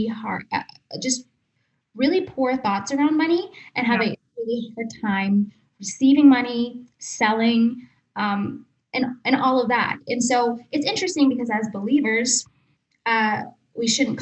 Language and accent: English; Texas, United States; moved away as an adult; also born or lived in Atlanta; we moved back to Texas. We're originally from Texas. We lived in Atlanta for a little bit